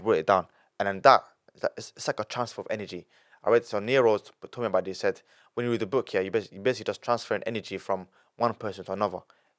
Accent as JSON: {"language": "English", "country": "Italy", "tie": "born there", "said": "I was born in Italy, and then he had to leave everything."}